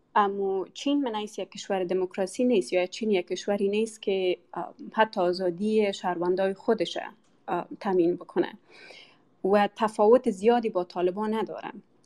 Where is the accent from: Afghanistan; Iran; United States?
Afghanistan; moved away; افغانایی که بیرون از افغانستان هستیم